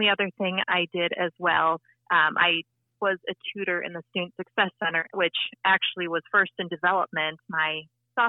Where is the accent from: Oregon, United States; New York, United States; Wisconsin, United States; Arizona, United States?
Wisconsin, United States; Appleton; moved away as an adult; also born or lived in Quincy, Illinois; now in Lincoln, United States; I'm originally from Appleton, Wisconsin